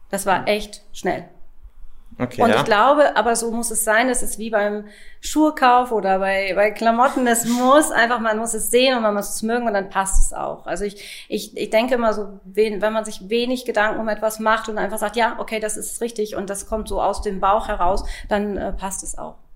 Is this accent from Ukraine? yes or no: no; Hanover, Lower Saxony, Germany; Ich komme aus dem Großraum Hannover und ich bin im Außendienst tätig.